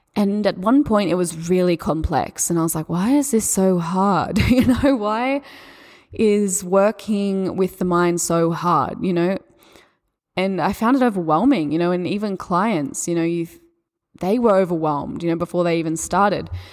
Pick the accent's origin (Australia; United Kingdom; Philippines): Australia; accent: Australian; my Australian accent